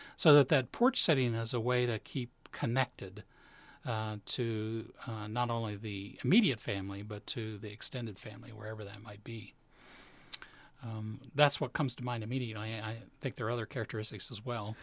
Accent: Appalachia, eastern Kentucky, United States; now in Chicago, United States; I'm originally from eastern Kentucky, um, from Appalachia

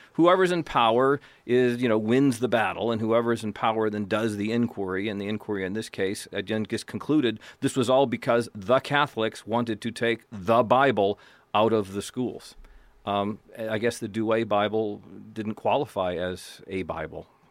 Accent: United States; I am white, I am male, I'm American, I'm from a Protestant background

